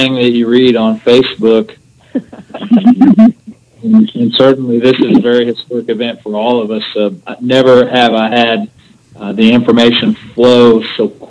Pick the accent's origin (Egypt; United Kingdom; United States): United States; Decatur; right here in my hometown, Decatur